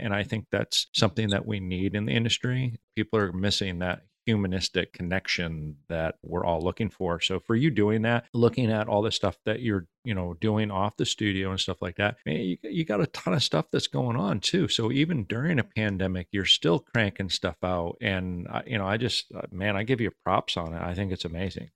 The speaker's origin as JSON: {"language": "English", "region": "New England", "country": "United States", "tie": "born or raised there", "said": "I'm from New England"}